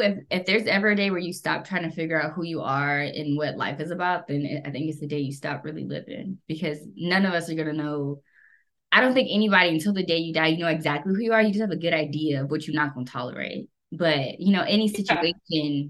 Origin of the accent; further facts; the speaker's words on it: United States; I'm fucking American